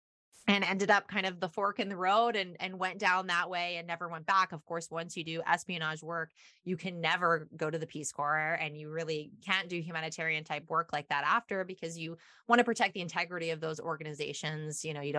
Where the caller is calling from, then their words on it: Seattle, Washington, United States; I'm actually in the Seattle area, which, believe it or not, it is like pouring the snow down.